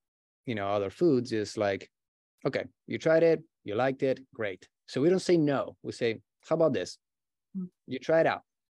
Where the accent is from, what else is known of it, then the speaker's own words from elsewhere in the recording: Brazil; English is a second language; moved away as an adult; also born or lived in Buenos Aires, Argentina; now in Los Angeles, United States; Yeah, I was born in Argentina, in Buenos Aires. And when I was an early teenager, I moved to Brazil with my family. And I grew up pretty much over there.